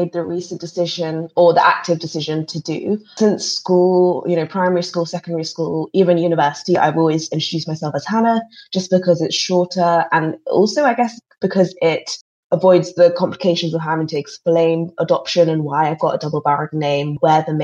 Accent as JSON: {"language": "English", "country": "United Kingdom", "tie": "born or raised there", "also_born_or_lived": "Guangdong, China / Hong Kong", "said": "I was born in Guangdong province in 1996, and then I was adopted in 1997 by some British parents, and I've grown up in the UK near London ever since"}